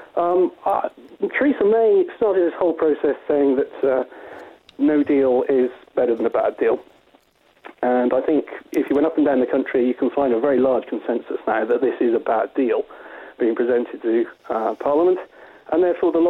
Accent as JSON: {"language": "English", "country": "United Kingdom", "said": "I'm a Brexiteer and I'm British and I work for British Airline"}